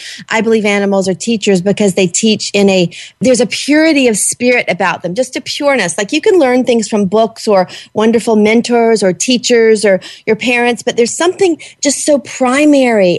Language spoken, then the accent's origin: English; the South, United States; I'm from the South